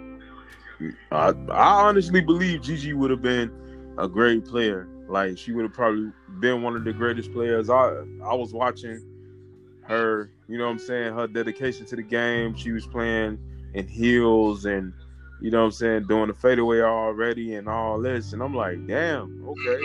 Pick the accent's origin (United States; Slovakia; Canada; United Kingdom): United States; Chicago, Illinois; I'm a Chicagoan